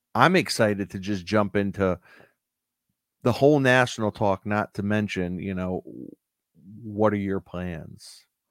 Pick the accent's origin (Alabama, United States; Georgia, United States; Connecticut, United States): Connecticut, United States; I'm from Connecticut